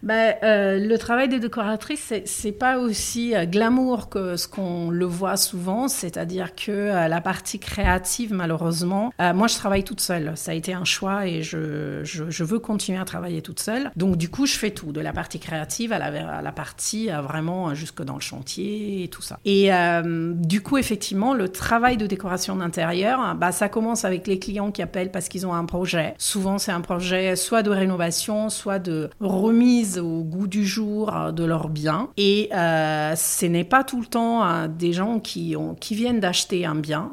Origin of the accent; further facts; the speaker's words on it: Milan, Lombardy, Italy; accent: Italian; French is a second language; moved away as an adult; also born or lived in Paris, France; now in Aix-en-Provence, France; J'ai fait mes études à Milan. Je suis de Milan